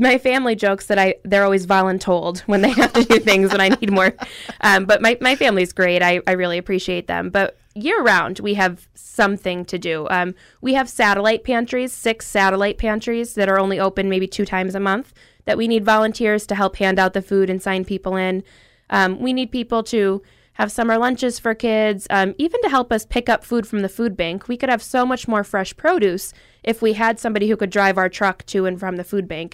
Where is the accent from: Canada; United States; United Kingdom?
United States; Dunmore, Pennsylvania; I'm from Dunmore, um, big family